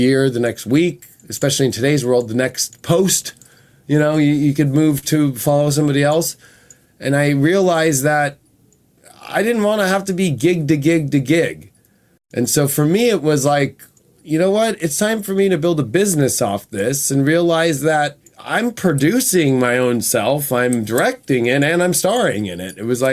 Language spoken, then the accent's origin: English; Newport Beach, California, United States; My life started in Orange County, California. I was born in Newport Beach